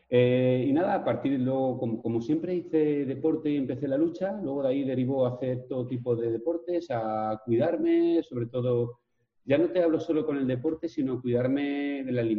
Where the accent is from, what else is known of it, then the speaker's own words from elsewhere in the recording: Vila-real, Valencian Community, Spain; Soy de Villarreal, un pueblecito de Castellón, eh, y nada, soy una persona que se ha hecho a sí misma